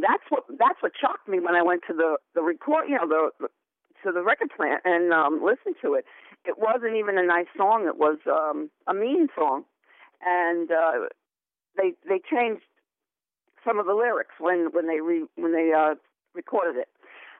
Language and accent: English; New York City, New York, United States; born or raised there; also born or lived in Ridgewood, Queens